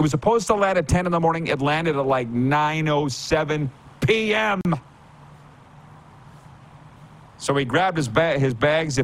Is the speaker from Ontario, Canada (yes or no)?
no; Milestone, Saskatchewan, Canada; moved away; we were doing a dinner in Milestone, Saskatchewan. I think it was the last one that I did there. My hometown